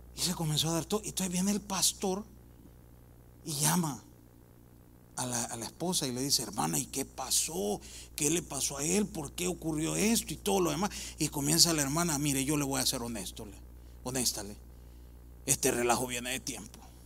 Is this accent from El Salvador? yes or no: yes; El Salvador; yo soy del Salvador